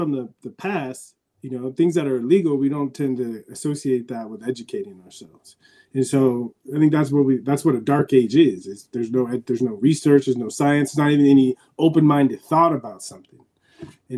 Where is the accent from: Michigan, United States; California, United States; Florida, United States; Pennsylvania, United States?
California, United States; San Diego; moved away; I grew up in San Diego watching the Padres